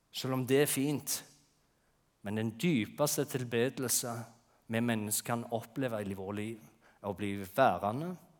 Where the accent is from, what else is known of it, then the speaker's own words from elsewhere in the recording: Jæren, Rogaland, Norway; moved away; på Jæren, der jeg kommer fra